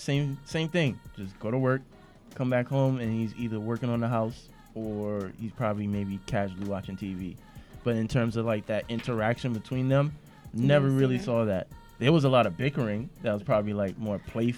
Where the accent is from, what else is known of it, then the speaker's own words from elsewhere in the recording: New York City, New York, United States; I grew up in East Flatbush